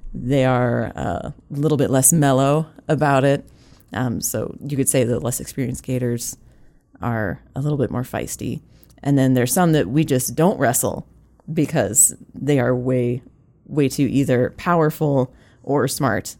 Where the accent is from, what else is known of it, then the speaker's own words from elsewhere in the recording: California, United States; now in South Dakota, United States; as a Californian